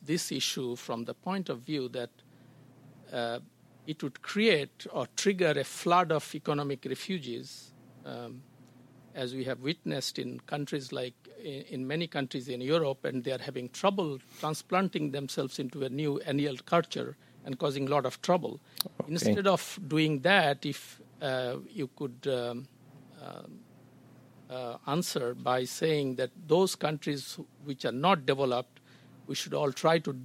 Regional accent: Bangladesh; I come from Bangladesh

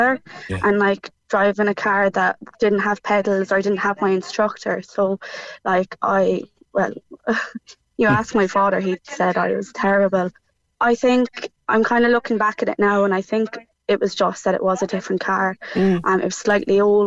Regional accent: Cork, Munster, Ireland; moved away as an adult; now in Limerick, Ireland; I'm living in Limerick even, but I'm from Cork

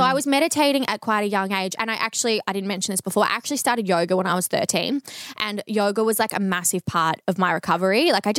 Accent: Bendigo, Victoria, Australia; And then near where I grew up in Bendigo, there was another psychologist that I started going

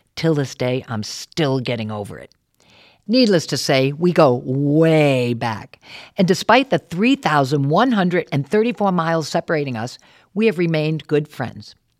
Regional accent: Warwick, Rhode Island, United States; moved away; also born or lived in New York City; I grew up in Warwick, left to see the world, and then came back home

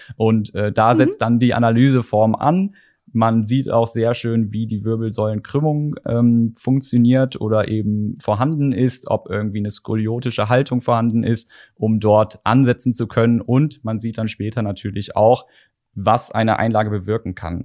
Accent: Korschenbroich, North Rhine-Westphalia, Germany; in Korschenbruch bei mir in der Heimat

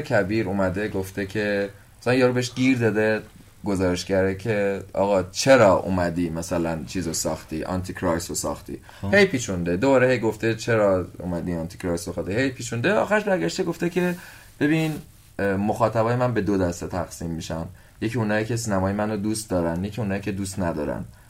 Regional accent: Iran; من اگه قرار باشه به عنوان یه ایرانی توی جای دنیا سربلند باشم که ایرانیم

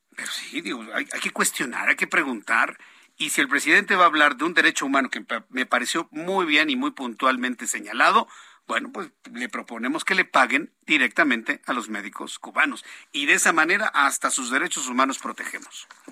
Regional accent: Mexico; somos de la misma raza, porque somos mexicanos

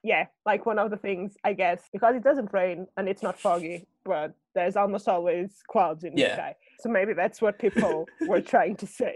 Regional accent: Portugal; English is a second language; moved away as an adult; now in London, United Kingdom; one of the things we say in Portugal

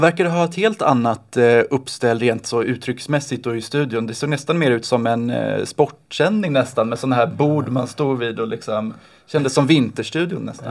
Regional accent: Oskarshamn, Kalmar County, Sweden; Jag älskar mina hemtrakter.

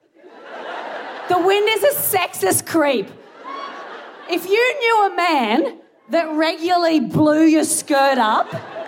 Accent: Australia; moved away as an adult; now in United Kingdom; I am Australian

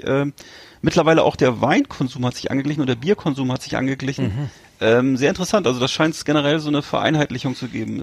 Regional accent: Germany; als Deutsche

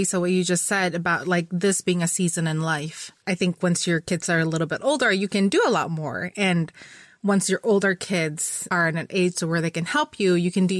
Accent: Philippines; also born or lived in Florida; now in United States; But growing up in the Philippines, Holy Week was a really big deal, right?

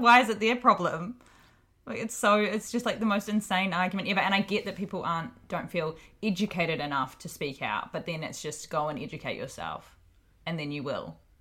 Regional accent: Hawke's Bay, New Zealand; also born or lived in Auckland, New Zealand; I'm from Hawke's Bay in New Zealand.

